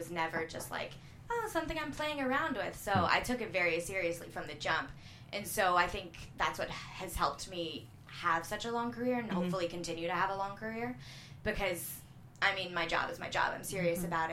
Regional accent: South Mississippi, United States; I grew up in South Mississippi.

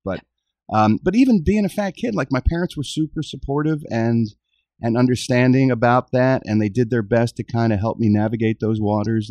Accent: Philadelphia, Pennsylvania, United States; Philadelphia, yeah, my hometown

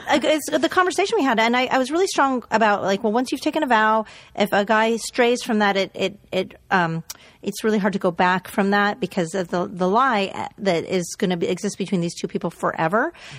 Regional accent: Canada; I'm Canadian.

